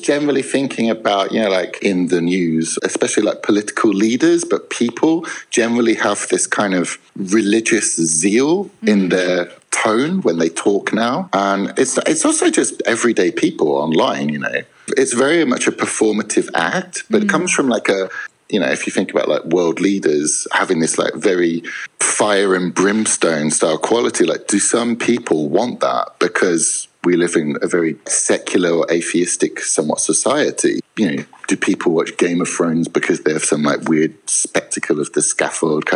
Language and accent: English; England, United Kingdom; I am English